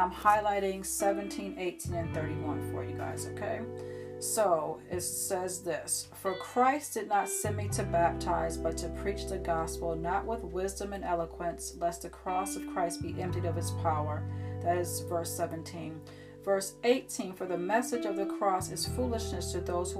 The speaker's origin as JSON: {"language": "English", "town": "Syracuse", "region": "New York", "country": "United States", "tie": "born or raised there", "moved": "as an adult", "lives_now": "Florida, United States", "said": "I was born and raised in Syracuse, New York"}